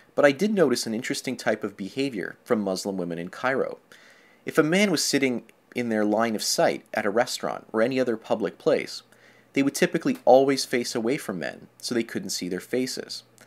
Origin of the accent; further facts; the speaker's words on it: Canada; I'm from Canada.